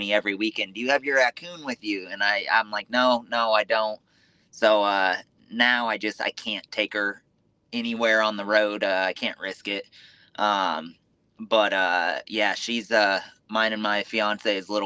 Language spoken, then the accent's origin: English; Southern California, United States; moved away as an adult; now in Indiana, United States; Originally from Southern California. I actually live in Indiana now.